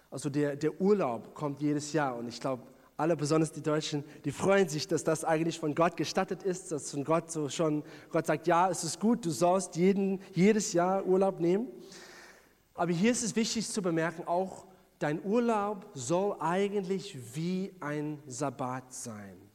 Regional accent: South Africa; bin ich in Südafrika groß geworden

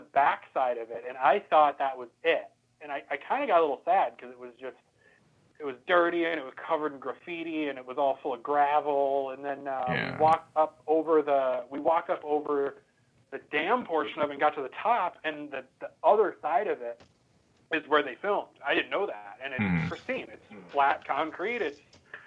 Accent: Midwest, United States; now in West Coast, United States; we're all from the Midwest, but I live out on the West Coast

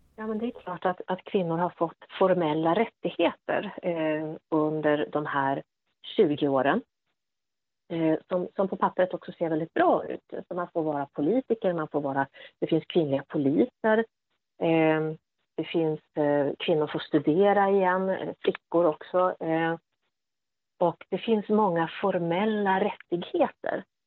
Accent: Sweden; att komma som, som svensk kvinna till exempel och, och möta afghanska män var ju oftast väldigt okomplicerat

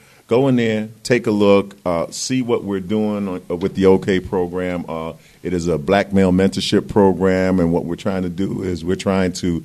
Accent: New York City, New York, United States; moved away as an adult; now in California, United States; I'm from Brooklyn.

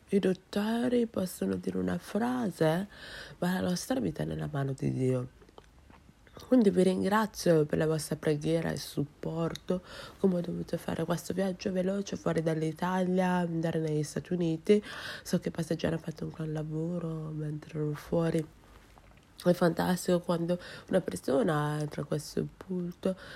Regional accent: Nigeria; Italian is a second language; now in Rome, Italy; sono eh, quella che si occupa della produzione del culto, sono della Nigeria e sono una studente, eh, una studentessa qua a Roma

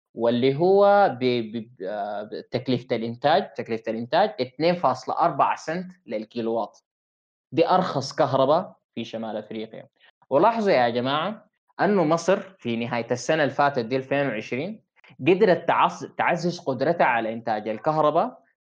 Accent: Sudan; عندنا في السودان

